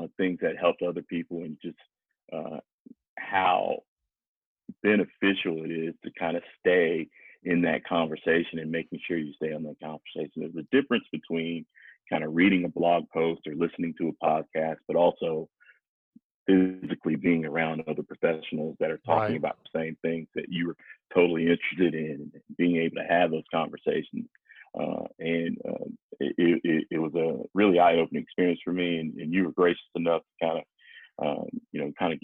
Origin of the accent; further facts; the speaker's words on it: North Carolina, United States; also born or lived in Denver / New York; now in Charlotte, United States; I'm originally from North Carolina, and my family's in Laurinburg, which is about two hours away from here